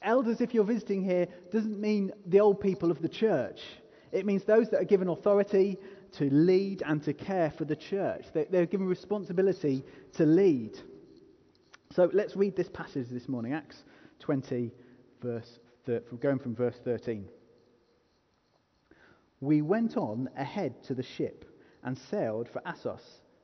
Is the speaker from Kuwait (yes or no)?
no; England, United Kingdom; I am unapologetically English